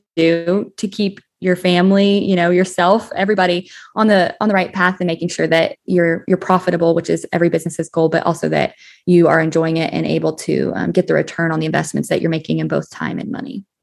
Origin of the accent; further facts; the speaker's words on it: Colorado, United States; moved away as an adult; also born or lived in Texas; I grew up in Skylar, Colorado, a small agricultural town in southeastern Co-, Colorado